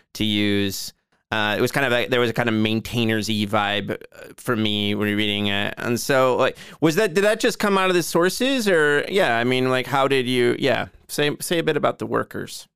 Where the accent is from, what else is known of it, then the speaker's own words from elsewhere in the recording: Joliet, Illinois, United States; my hometown of Joliet